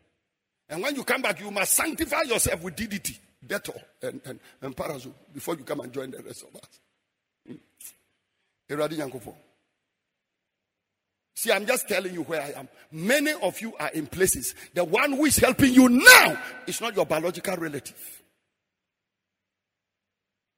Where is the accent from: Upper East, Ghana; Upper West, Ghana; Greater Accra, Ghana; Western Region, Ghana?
Upper East, Ghana; Frafra; moved away; also born or lived in Bolgatanga; I'm a frafra from Damol Tindong